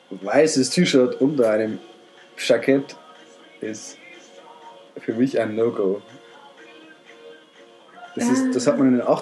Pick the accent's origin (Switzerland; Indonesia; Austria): Austria; Ich bin Österreicher.